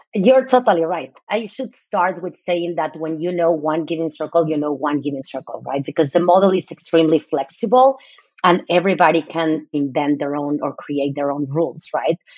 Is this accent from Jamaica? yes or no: no; Mexico City, Mexico; now in United States; I'm originally from Mexico City. I moved to the US 26 years ago. So I have been most of my life here.